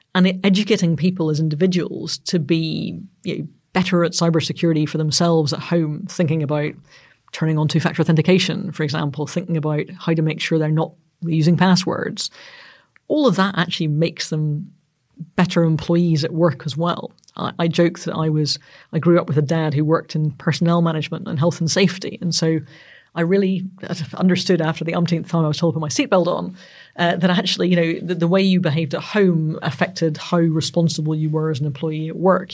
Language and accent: English; Northern Ireland, United Kingdom; I'm Northern Irish